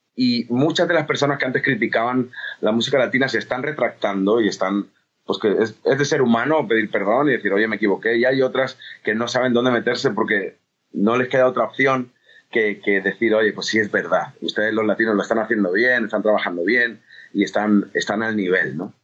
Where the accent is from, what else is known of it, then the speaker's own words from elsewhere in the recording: Spain; era un loco español que hacía música latina